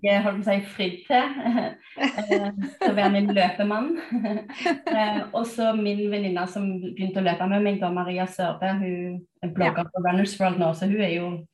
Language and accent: Norwegian; Stavanger, Rogaland, Norway; moved away as an adult; also born or lived in United States; now in Bærum, Norway; Jeg er opprinnelig fra Stavanger.